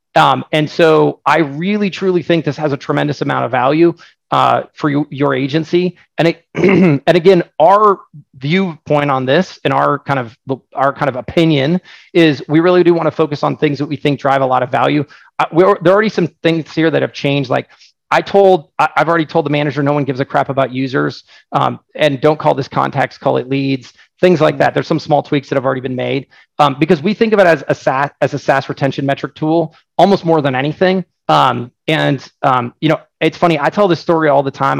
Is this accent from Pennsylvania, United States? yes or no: no; Oregon, United States; I'm from Oregon